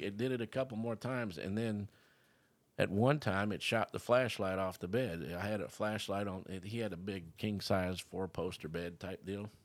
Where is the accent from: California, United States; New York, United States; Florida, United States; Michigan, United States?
Florida, United States; I was born here in Florida